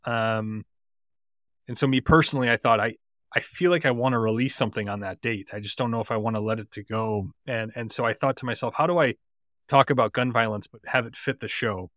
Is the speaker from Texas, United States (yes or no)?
no; Highland Park, Illinois, United States; my hometown in Highland Park